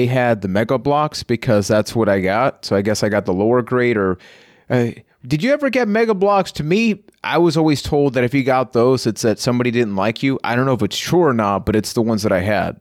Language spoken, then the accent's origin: English; Puerto Rico; I am from Puerto Rico.